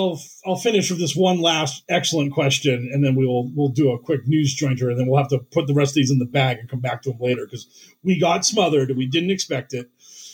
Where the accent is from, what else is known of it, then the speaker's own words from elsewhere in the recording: Tennessee, United States; Yeah, I grew up in Tennessee. Doesn't mean shit. Still a lib.